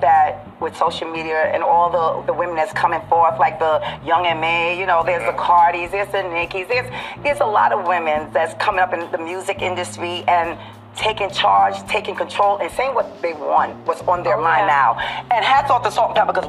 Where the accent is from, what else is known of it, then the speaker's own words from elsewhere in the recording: Jamaica; I'm Jamaican.